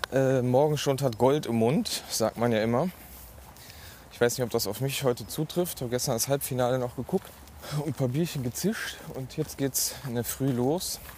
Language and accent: German; Rhineland, Germany; born there; now in Essen, Germany; da draußen nennen sie mich … gebürtiger Rheinländer, neues Großstadt Essen